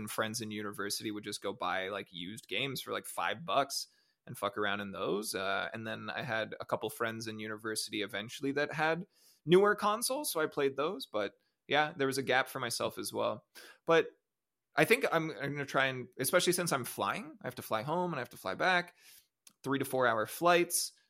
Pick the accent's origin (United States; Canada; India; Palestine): Canada; I'm Canadian